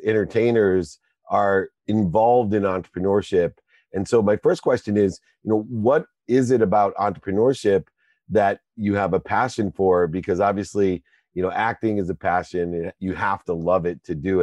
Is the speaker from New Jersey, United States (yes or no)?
no; Akron, Ohio, United States; I'm from Akron, Ohio